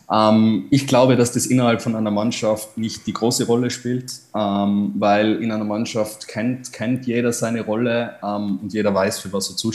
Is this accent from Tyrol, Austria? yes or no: yes; Tyrol, Austria; Und es ist tatsächlich eine sehr große Ehre, dass man da als, als Tiroler sozusagen in die große weite Fußballwelt eintauchen kann